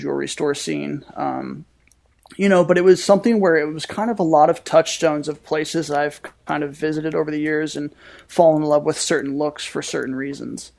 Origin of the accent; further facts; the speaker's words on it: St. Louis, Missouri, United States; my hometown